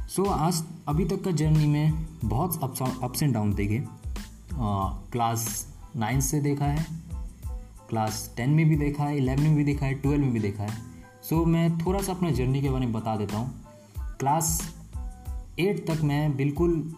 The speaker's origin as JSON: {"language": "Hindi", "region": "West Bengal", "country": "India", "said": "मैं basically waste Bengal से हूँ"}